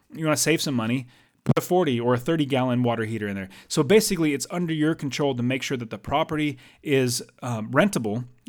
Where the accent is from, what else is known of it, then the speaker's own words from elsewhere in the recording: United States; now in Arizona, United States; I'm an American, and I live in America, um, actually in Arizona